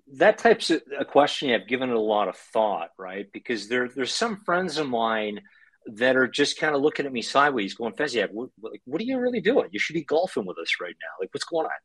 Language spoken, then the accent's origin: English; Canada; moved away as an adult; now in Ukraine; growing up in Canada, to parents that came to Canada after World War II